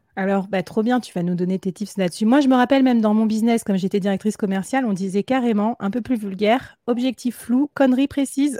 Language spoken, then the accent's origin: French; Bordeaux, Nouvelle-Aquitaine, France; now in Nantes, France; Je viens de Bordeaux, mais maintenant j'habite à Nantes